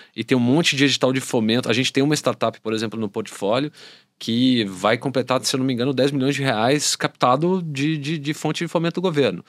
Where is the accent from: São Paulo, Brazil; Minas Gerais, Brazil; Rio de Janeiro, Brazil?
Minas Gerais, Brazil; Belo Horizonte; eu sou de BH